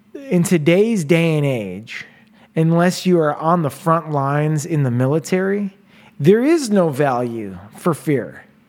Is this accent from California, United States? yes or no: no; Chicago, Illinois, United States; moved away; I'm from Chicago